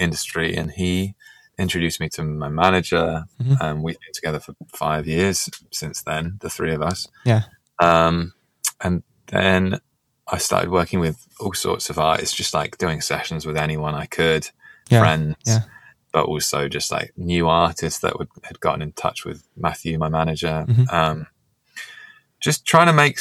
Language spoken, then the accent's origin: English; Gloucestershire, South West England, United Kingdom; moved away as an adult; now in London, United Kingdom; I was born in London but grew up in Gloucestershire